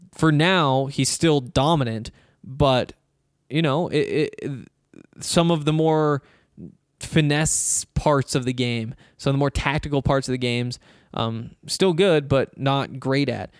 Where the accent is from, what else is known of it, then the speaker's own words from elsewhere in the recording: Montana, United States; now in Colorado, United States; I'm from Montana, where there's no sales tax